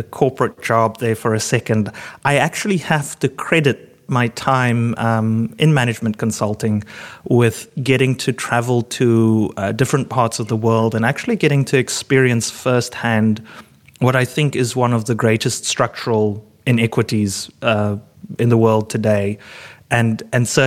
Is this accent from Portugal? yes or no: no; Cape Town, Western Cape, South Africa; growing up in Cape Town